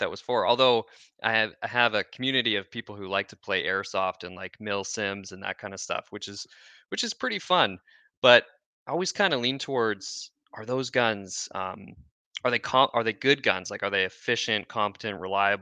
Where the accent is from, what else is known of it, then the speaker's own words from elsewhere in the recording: Chilliwack, British Columbia, Canada; I'm Canadian, grew up in Chilliwack, grew up hunting, fishing, lots of shooting